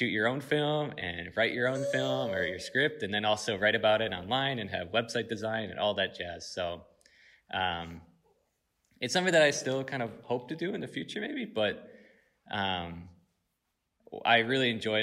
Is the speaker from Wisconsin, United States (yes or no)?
yes; Sun Prairie, Wisconsin, United States; I grew up in Sun Prairie, Wisconsin, and that's right outside Madison